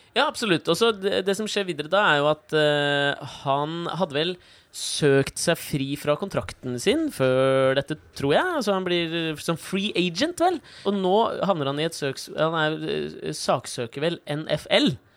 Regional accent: Norway

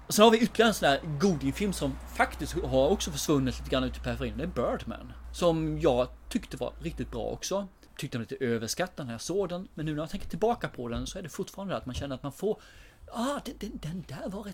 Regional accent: Småland, Sweden; jag är smålänning

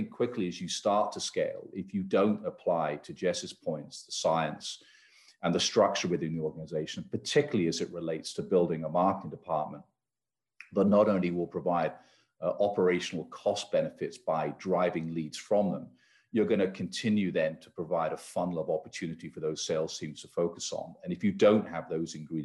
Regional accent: United Kingdom; now in United States; I hail, you can probably tell from my accent, from the UK

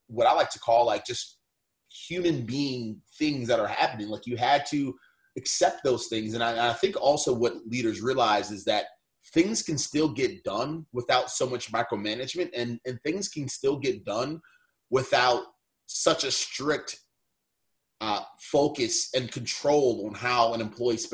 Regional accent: Baltimore, Maryland, United States; I grew up and lived in Baltimore

